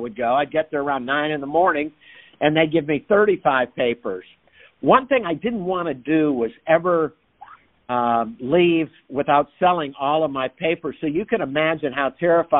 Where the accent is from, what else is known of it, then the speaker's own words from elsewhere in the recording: Fort Lauderdale, Florida, United States; also born or lived in Detroit, Michigan; my mom and dad moved to Florida when I was quite small from Motown, Detroit, Michigan